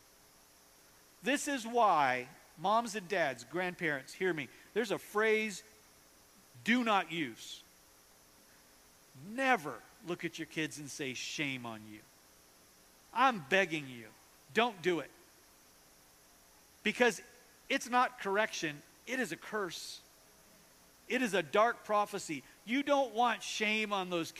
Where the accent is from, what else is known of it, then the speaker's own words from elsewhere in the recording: North Dakota, United States; now in Kansas City, United States; I grew up in North Dakota